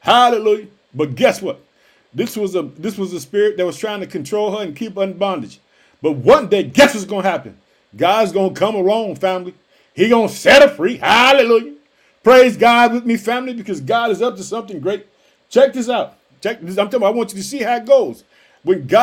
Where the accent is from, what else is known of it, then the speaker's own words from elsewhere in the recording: Illinois, United States; also born or lived in Chicago, Illinois; my home state of Illinois. I live in the city of Chicago